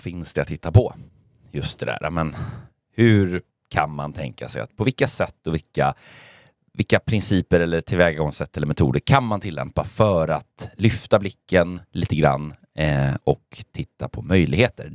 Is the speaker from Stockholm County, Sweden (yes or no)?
no; Gothenburg, Västra Götaland, Sweden; jag är göteborgare